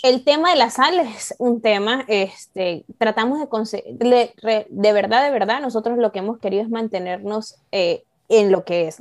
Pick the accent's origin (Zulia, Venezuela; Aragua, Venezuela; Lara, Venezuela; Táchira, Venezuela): Táchira, Venezuela; San Cristóbal; now in Canada; yo soy de San Cristóbal